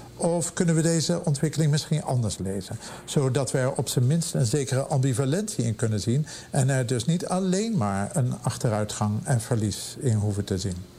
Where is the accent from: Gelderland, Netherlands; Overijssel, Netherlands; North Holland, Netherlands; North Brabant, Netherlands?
North Holland, Netherlands; Amsterdam; moved away as an adult; now in Pittsburgh, United States; bij ons in Amsterdam of Europa